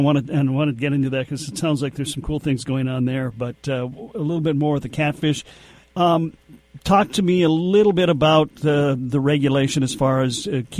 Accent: Red Lake Falls, Minnesota, United States; now in Bemidji, United States; I grew up in Red Lake Falls, not that far from the Red River

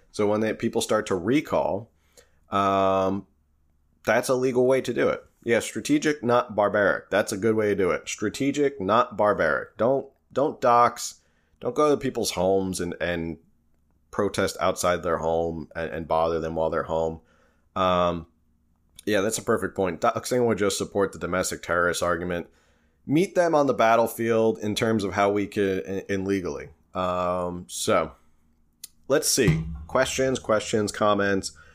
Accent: New Jersey, United States; accent: Jersey; my Jersey accent

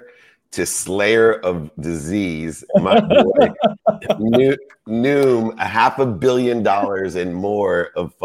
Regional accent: Akron, Ohio, United States; I am from Akron, Ohio

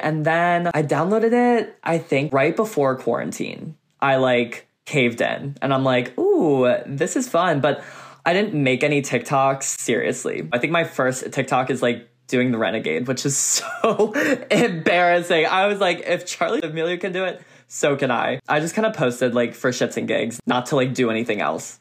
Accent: Kennett Square, Pennsylvania, United States; moved away as an adult; now in Los Angeles, United States; I'm from um, a small town called Kennett Square, Pennsylvania. It's a mile by a mile wide because it's a square

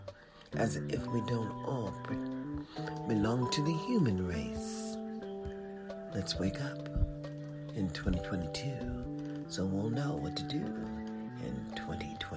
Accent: United States; we were born on this soil

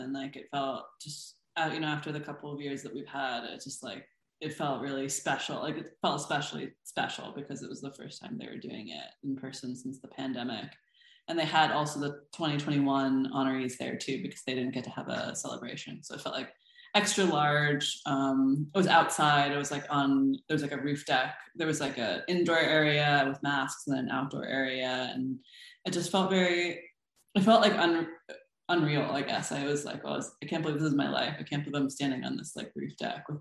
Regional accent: Des Moines, Iowa, United States; moved away as an adult; also born or lived in Boston; now in Philadelphia, United States; I grew up in Des Moines, Iowa, where my mother got a job there

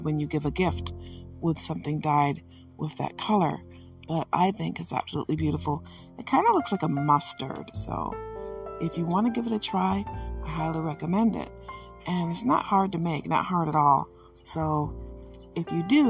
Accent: Michigan, United States; I am from Michigan

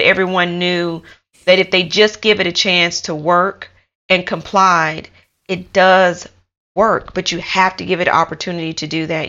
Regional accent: United States; moved away as an adult; also born or lived in United Kingdom; now in Taiwan; I am from America. Um, I lived in the UK for almost five years

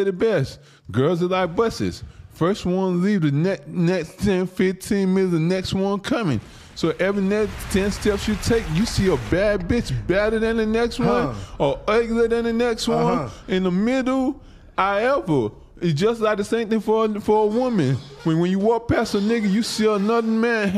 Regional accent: Nigeria; now in United States; I'm from Africa. I'm not from America

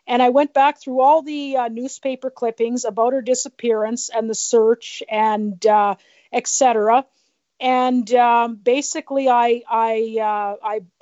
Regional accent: Drumheller, Alberta, Canada; I'm from Drumheller, Alberta, Canada

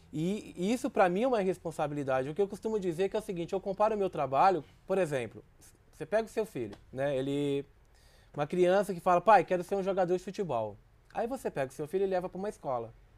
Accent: Minas Gerais, Brazil; moved away; also born or lived in Rio de Janeiro; eu sou de Minas

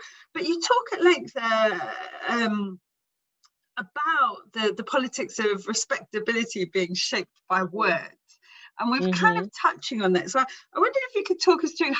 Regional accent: England, United Kingdom; I'm English, but ethnically I'm like all Irish and I belong to a culture, we're travelers basically.

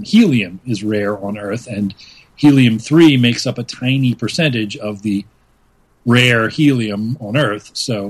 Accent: Louisiana, United States; I grew up in Louisiana, which means one of the local heroes that we learned about in history class was our local pirate, Jean Lafitte

